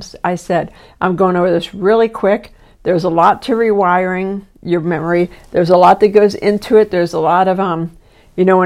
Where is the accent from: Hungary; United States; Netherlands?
United States; East Coast; moved away; I'm from the East Coast